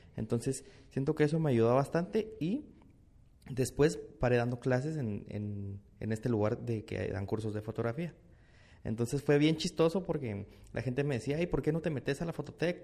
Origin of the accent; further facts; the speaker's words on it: Guatemala; Estoy en Nueva York, soy de Guate